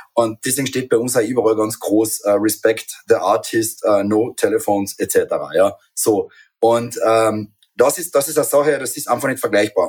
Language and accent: German; Carinthia, Austria; bei uns in Kärnten